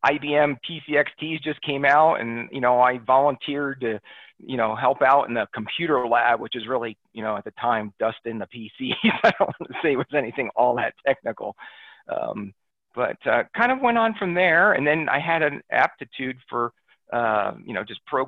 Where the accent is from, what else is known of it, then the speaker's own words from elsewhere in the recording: New Jersey, United States; moved away; I'm from back east originally. I grew up in New Jersey